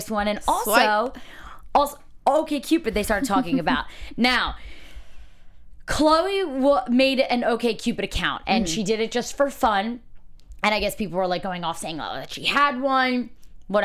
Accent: New Jersey, United States; also born or lived in New York; now in Los Angeles, United States; I'm from Jersey and I used to pretty much live in New York

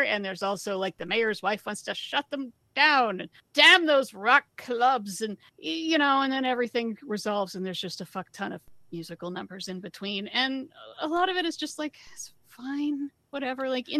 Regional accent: United States; accent: American; my American accent

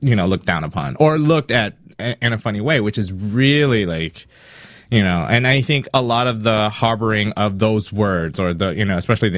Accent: South Carolina, United States; moved away as an adult; now in California, United States; I grew up in an all black neighborhood in South Carolina

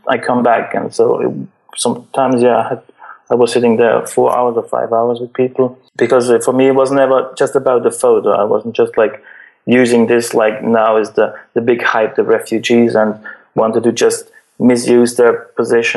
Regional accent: Switzerland; I'm from Switzerland. Like, it's the richest country in the world. Like, we don't have any real problems here in Switzerland

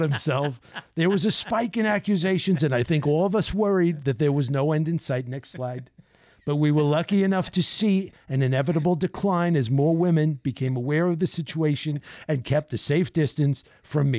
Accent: New York City, New York, United States; moved away as an adult; now in Bergen County, New Jersey, United States; I grew up in Manhattan

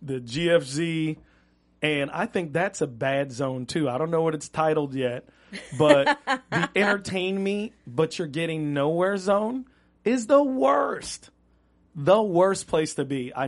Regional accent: Miami, Florida, United States; now in Los Angeles, United States; We're out here from Miami

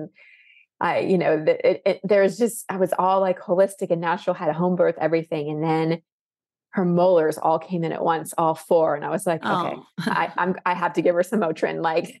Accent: Dallas, Texas, United States; born or raised there; now in Austin, United States

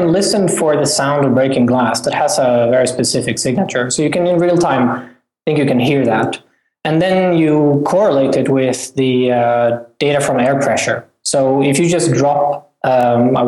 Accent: Sweden; moved away as an adult; also born or lived in California, United States; I'm from Sweden originally

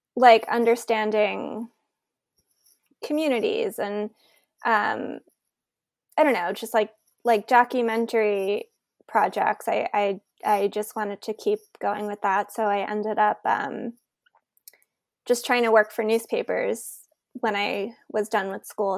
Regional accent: New York City, New York, United States; I grew up in New York City, so as a high school student, I experienced nine eleven

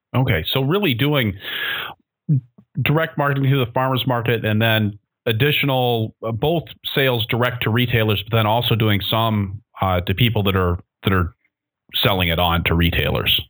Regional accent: Seattle, Washington, United States; moved away; I'm actually really from Seattle, which means I was really provincial

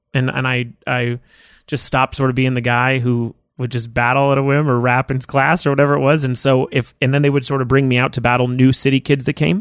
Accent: Los Angeles, California, United States; I grew up in Woodland Hills

